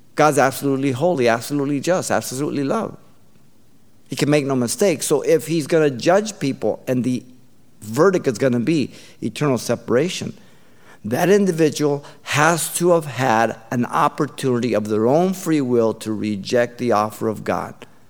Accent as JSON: {"language": "English", "town": "Baldwin Park", "region": "California", "country": "United States", "tie": "born or raised there", "said": "my brother and I, uh, we grew up in Baldwin Park"}